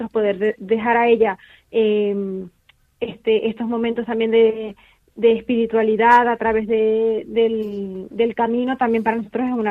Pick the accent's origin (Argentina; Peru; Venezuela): Venezuela; now in Spain; nosotros venimos de Venezuela. Toma ya. Somos, somos venezolanos, tenemos aquí en España ya tenemos eh, siete años y medio